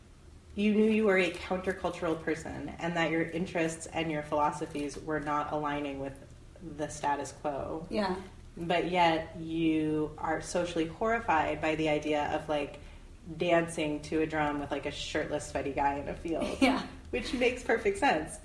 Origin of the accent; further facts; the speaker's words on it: Westchester, New York, United States; also born or lived in Vancouver; I was raised in an upper middle class town in Westchester, New York.